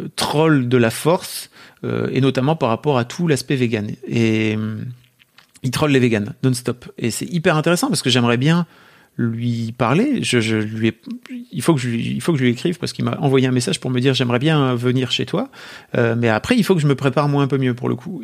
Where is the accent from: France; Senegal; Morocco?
France; accent: French; mon accent français